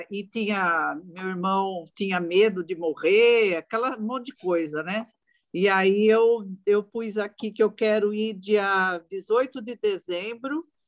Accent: São Paulo, Brazil; eu sou do estado de São Paulo

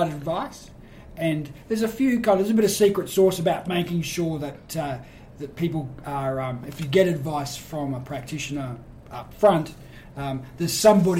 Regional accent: Brisbane, Queensland, Australia; also born or lived in New Zealand / Sydney; like lots of people in Queensland, I come from somewhere else. And like lots of New Zealanders I live with, there's a better climate. So, but I've lived here most of my life, school here

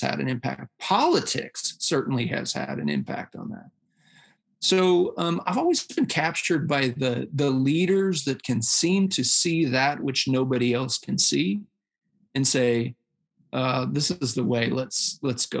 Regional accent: Iowa, United States; moved away as an adult; a little town in Iowa where he ran a big factory, and we moved there. I graduated from high school in 1995

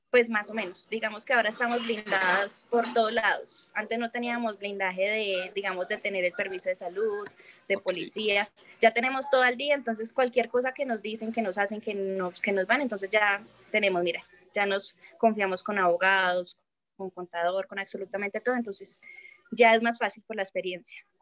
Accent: Medellín, Antioquia, Colombia; now in Chía, Colombia; yo soy de Medellín

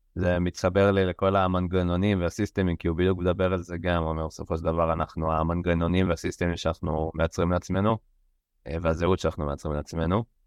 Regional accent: Israel; לנו כישראלים

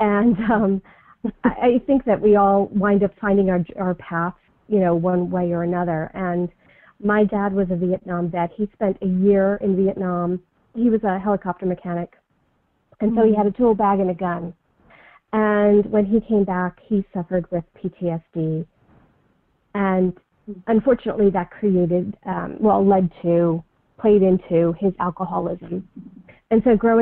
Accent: United States; now in Manhattan, Kansas, United States; I'm originally from the New York, New Jersey area, and so I can sometimes kind of come off with, my New York, New Jersey attitude. I grew up in a town that was about an hour out of Manhattan, New York

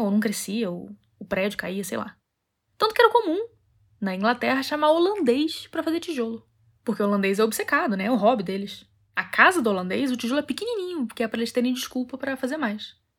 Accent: Rio de Janeiro, Brazil; moved away; also born or lived in Europe; sou carioca

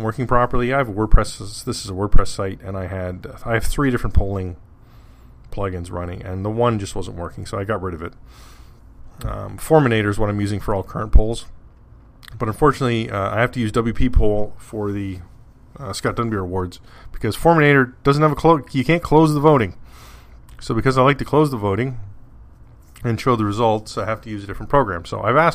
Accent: Canada; I'm Canadian

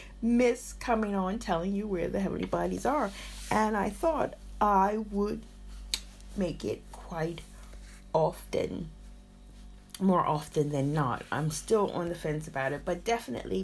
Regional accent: United States; moved away as an adult; also born or lived in Berlin, Germany; now in United Kingdom; I left my home country, America, 36 years ago to travel to Germany.

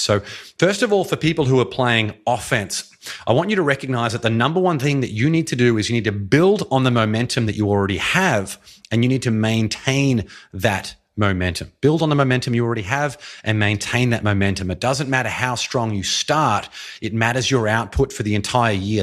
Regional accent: Australia; now in United States; I'm from Australia

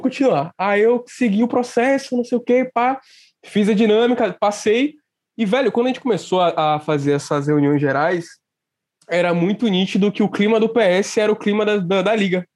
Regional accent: Salvador, Bahia, Brazil; Eu sou de Salvador

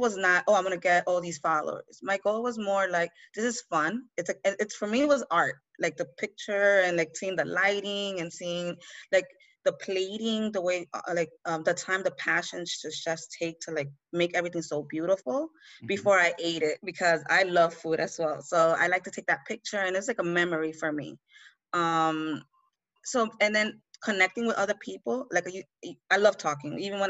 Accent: New York City, New York, United States; where I grew up, was born and raised in the Bronx. I'm from Honduras. My family's from Honduras. I was born and raised here

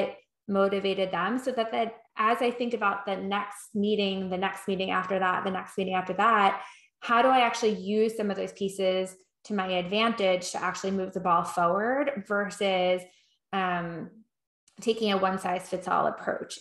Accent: New York, United States; I am from New York

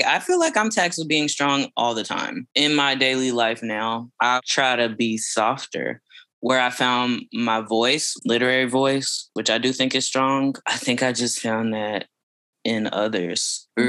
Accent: Fort Worth, Texas, United States; also born or lived in Austin, Texas; I grew up on the east side of Fort Worth, Texas

